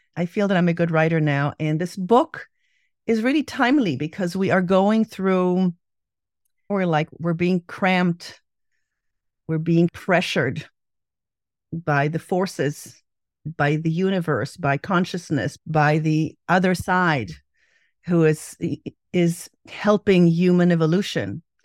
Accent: Israel; growing up in Israel

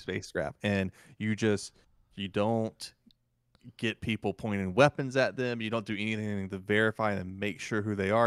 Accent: the South, United States; accent: Southern; how Southern come out of me

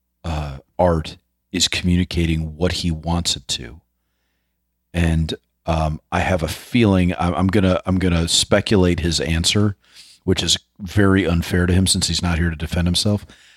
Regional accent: New York City, New York, United States; growing up in New York City, you know, I was surrounded by artists

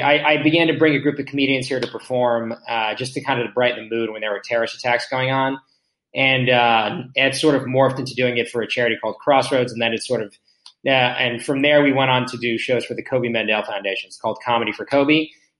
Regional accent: Israel; born there; So, I was born here. I was born in Israel.

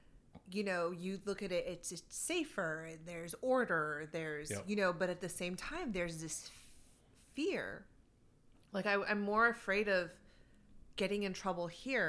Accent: Fresno, California, United States; I was born and raised in the United States, Fresno, California, most of it, most of my life.

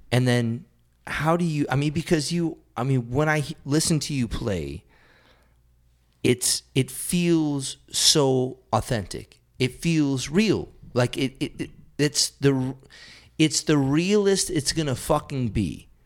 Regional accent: South Hadley, Massachusetts, United States; South Hadley, Massachusetts

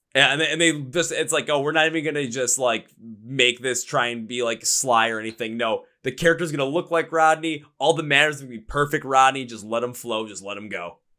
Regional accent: Milwaukee, Wisconsin, United States; I'm from Milwaukee, Wisconsin. I'm from where beer is like water here

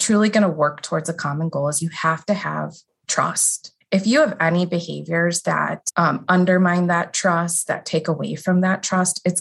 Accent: outside of the Milwaukee area, Southeast Wisconsin, United States; So I grew up in Wisconsin, Southeast Wisconsin, outside of the Milwaukee area in a smaller community.

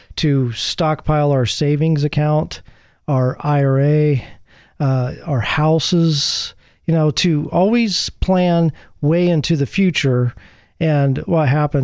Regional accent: Midwest, United States; moved away; Growing up in the Midwest

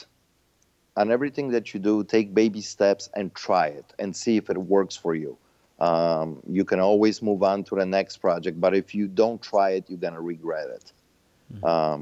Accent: Chicago, Illinois, United States; Chicago, obviously my hometown

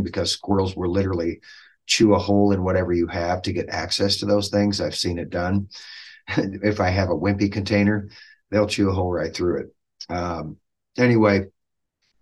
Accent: Dodge, Nebraska, United States; But I grew up in Dodge, Nebraska, which is just north and west of Fremont, about 30 minutes

